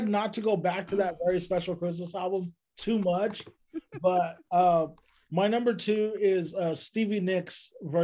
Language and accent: English; Bakersfield, California, United States; my hometown of Bakersfield